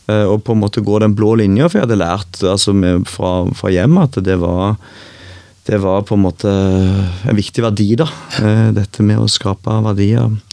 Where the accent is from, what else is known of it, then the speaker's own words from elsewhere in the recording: Gandal, Rogaland, Norway; moved away; Jeg er fra Gandal